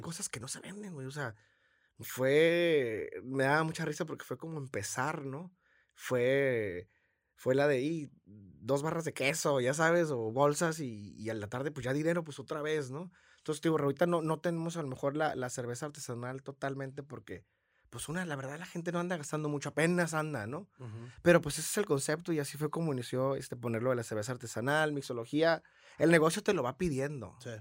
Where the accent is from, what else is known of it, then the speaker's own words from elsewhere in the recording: San Luis Río Colorado, Sonora, Mexico; now in Tijuana, Mexico; soy de San Luis Río Colorado, toda mi familia es de Morelia